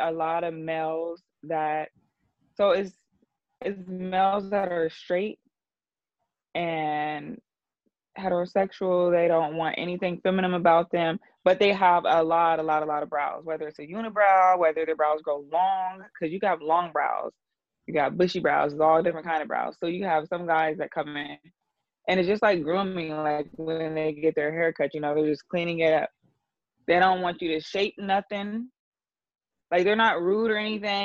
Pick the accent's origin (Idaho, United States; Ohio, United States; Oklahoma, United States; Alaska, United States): Ohio, United States; Columbus; moved away as an adult; now in Atlanta, United States; I'm from Ohio, Columbus, Ohio